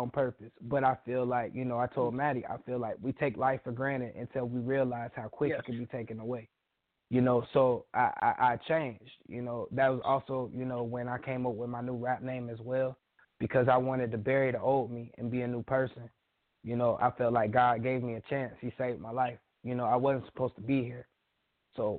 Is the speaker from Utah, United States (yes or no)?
no; Panama City, Florida, United States; Really, I'm from Florida. I'm from Panama City, Florida